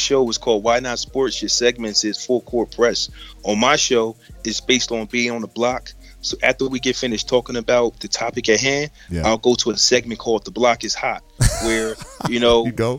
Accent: Trenton, New Jersey, United States; accent: Jersey; I'm from Trenton, New Jersey.

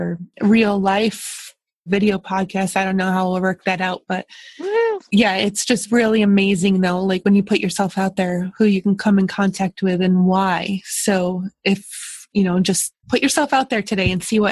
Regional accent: New York, United States; moved away as an adult; also born or lived in Westchester; now in Ohio, United States; I grew up in New York and then moved to Ohio

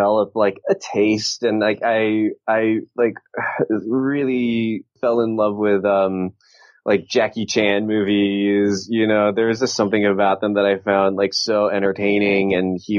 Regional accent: Southern California, United States; I grew up in Southern California

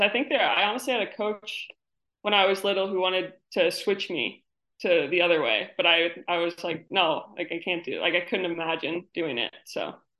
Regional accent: New York, United States; now in Connecticut, United States; I live in Connecticut now, but I'm from New York

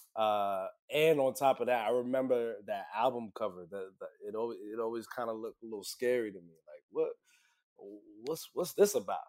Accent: New York City, New York, United States; I'm from Brooklyn, born and raised

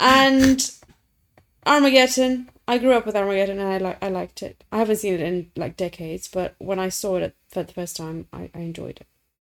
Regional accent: Romania; I'm from Romania.

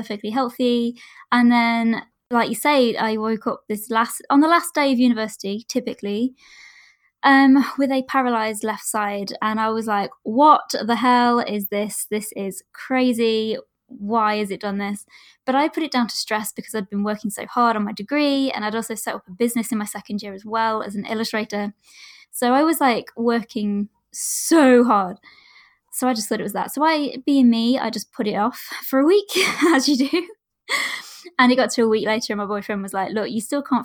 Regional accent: Derbyshire, East Midlands, United Kingdom; I am from Derbyshire in the UK

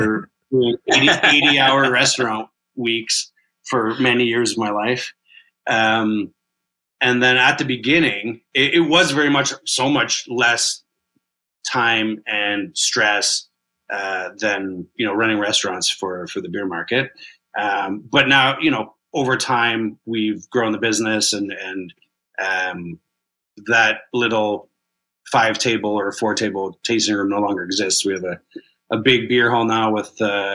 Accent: Kitchener, Ontario, Canada; moved away as an adult; also born or lived in Toronto; growing up in Kitchener, Waterloo, you're very exposed to German culture

